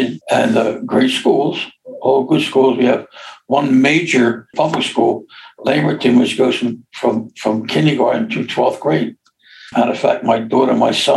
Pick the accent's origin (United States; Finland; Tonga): United States; Philadelphia, Pennsylvania; I'm from Overbrook